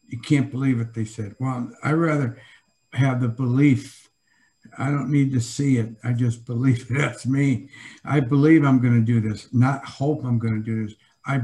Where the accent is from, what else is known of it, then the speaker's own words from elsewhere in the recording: Joliet, Illinois, United States; growing up in Joliet, blue collar, Catholic